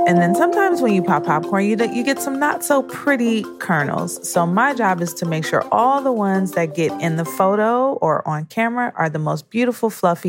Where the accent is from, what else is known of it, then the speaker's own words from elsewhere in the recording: Detroit, Michigan, United States; also born or lived in New York; now in Boston, United States; I'm from Detroit, Michigan. I'm a New York native before coming to Boston.